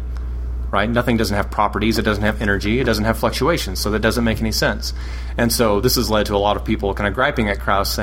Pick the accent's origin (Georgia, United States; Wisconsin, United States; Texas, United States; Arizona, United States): Texas, United States; moved away as an adult; also born or lived in Massachusetts; I'm originally from Texas